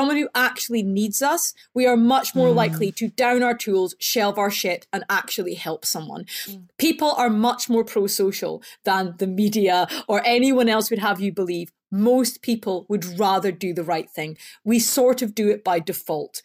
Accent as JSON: {"language": "English", "region": "Scotland", "country": "United Kingdom", "moved": "yes", "said": "So you can probably tell because I talk funny. I'm from Scotland"}